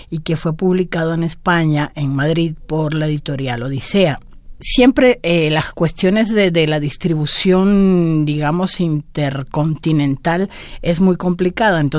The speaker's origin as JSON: {"language": "Spanish", "country": "Cuba", "moved": "yes", "lives_now": "Mexico", "said": "Cuando yo mm, salí de Cuba y vine a vivir a México, dejaba atrás una realidad que era lo que había vivido hasta entonces"}